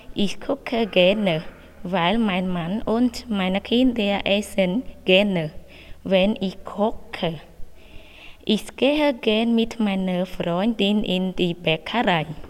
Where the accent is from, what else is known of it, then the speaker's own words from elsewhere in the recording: Cambodia; German is a second language; now in Widen, Switzerland; ich komme aus Kambodscha